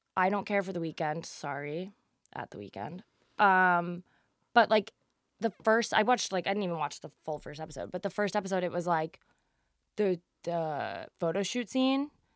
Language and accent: English; New Jersey, United States; I'm from Jersey